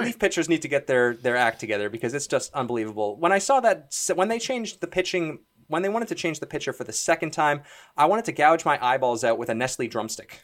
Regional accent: Toronto, Ontario, Canada; Mike and I are both, we're both from Toronto

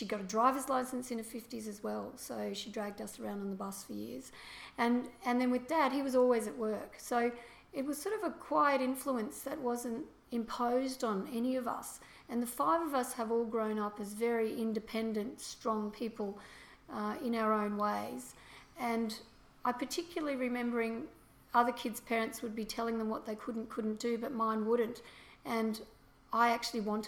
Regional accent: Brisbane, Queensland, Australia; moved away as an adult; now in Gold Coast, Australia; I grew up in Brisbane.

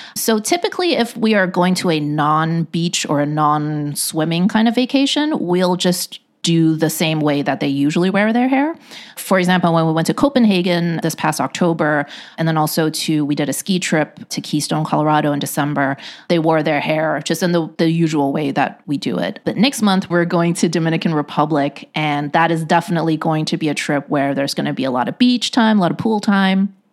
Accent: Hong Kong; also born or lived in Shanghai, China; now in United States; When we went to Hong Kong, which, you know, as I mentioned, is my hometown

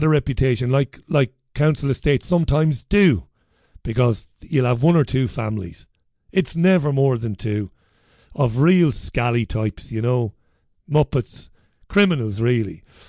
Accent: Ballybeg, County Waterford, Ireland; now in Salford, United Kingdom; You'd never see that litter on the streets of Ballybeg. I grew up in Priory Lawn. But Salford is disgusting.

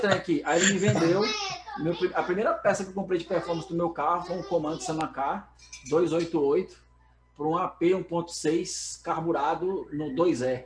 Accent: Brasília, Federal District, Brazil; sou de Brasília

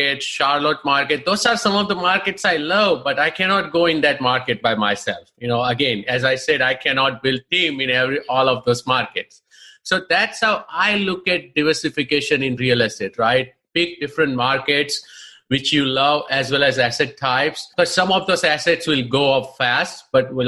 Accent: India; moved away as an adult; now in United States; I'm basically from India, of course. For the last 20 years, I live here, and I call this country as my home now.

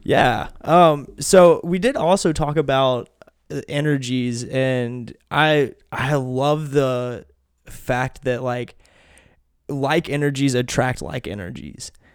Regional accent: Kentucky, United States; also born or lived in Tennessee; we moved from Tennessee to Kentucky

